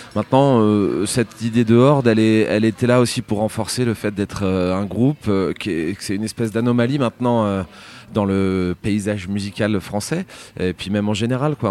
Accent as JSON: {"language": "French", "town": "Rouen", "region": "Normandy", "country": "France", "said": "normand et je pense que c'est euh, euh, voilà, je viens de de Rouen"}